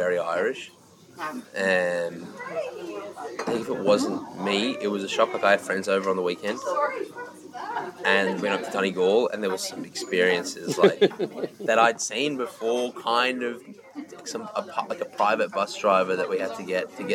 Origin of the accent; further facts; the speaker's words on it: Sydney, New South Wales, Australia; moved away as an adult; now in Dublin, Ireland; in Australia, I always felt weird speaking to people